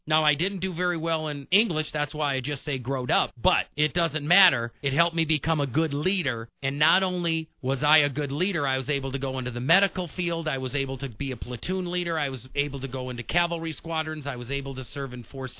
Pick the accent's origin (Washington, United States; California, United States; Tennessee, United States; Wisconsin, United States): Wisconsin, United States; I was born and raised in Wisconsin.